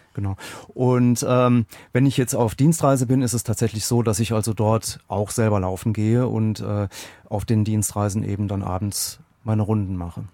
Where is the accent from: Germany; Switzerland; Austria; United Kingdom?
Germany; Aachen, North Rhine-Westphalia; gebürtiger Aachener